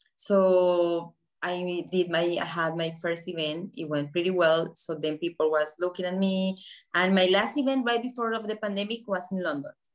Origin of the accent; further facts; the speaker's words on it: Colombia; moved away as an adult; now in Miami, United States; I grew up in Colombia when Pablo Escobar was alive